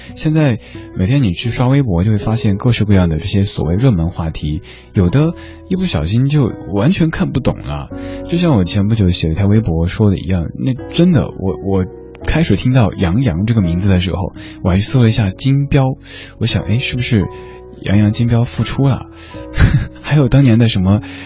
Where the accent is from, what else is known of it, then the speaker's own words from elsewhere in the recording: Chengdu, Sichuan, China; 我，我成都人